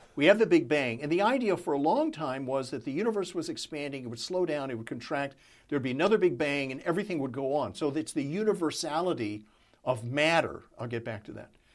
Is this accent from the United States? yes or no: yes; Texas, United States; growing up in Texas, surrounded by Southern Baptists